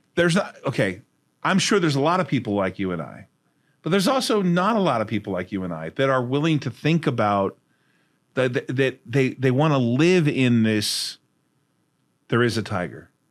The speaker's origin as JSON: {"language": "English", "town": "Fullerton", "region": "California", "country": "United States", "tie": "born or raised there", "also_born_or_lived": "Huntington Beach, California", "said": "I grew up in Hud Housing in Fullerton, California."}